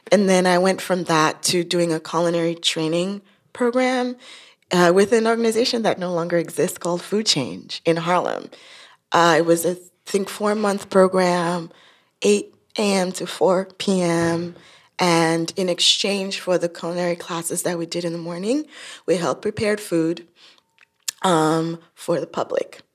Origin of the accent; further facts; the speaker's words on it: Nigeria; moved away; I'm from Nigeria